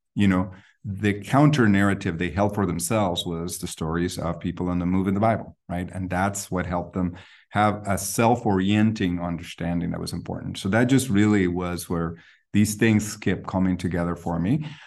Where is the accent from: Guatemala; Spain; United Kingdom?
Guatemala; Guatemala City, Guatemala Department; now in Berkeley, United States; I grew up in Guatemala City